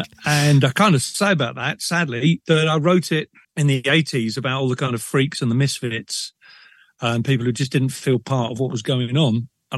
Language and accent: English; Liverpool, North West England, United Kingdom; born there; I mean, I was born in Liverpool, support Liverpool.